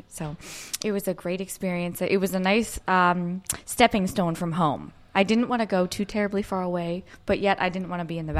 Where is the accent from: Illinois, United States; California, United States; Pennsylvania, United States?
Pennsylvania, United States; Hollidaysburg; I grew up in Hollidaysburg, Pennsylvania. So all the way on the other side of the state. It's about an hour and a half east of Pittsburgh. It's right below State College. So if you know where Penn State University is, it's about 45 minutes below.